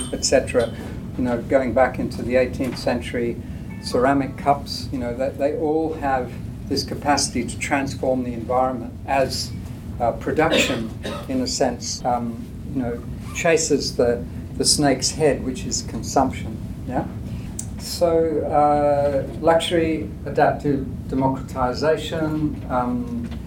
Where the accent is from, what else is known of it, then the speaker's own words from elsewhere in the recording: India; I grew up in India where this was still happening in the 50s